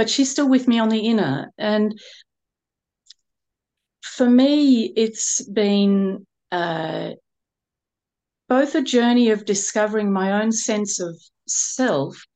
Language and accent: English; Melbourne, Victoria, Australia; I grew up in Melbourne in Australia, and I had a single mum.